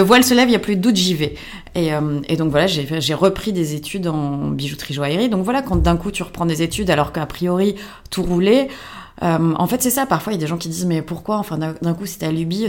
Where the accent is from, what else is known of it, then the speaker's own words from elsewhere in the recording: France; en tant que Français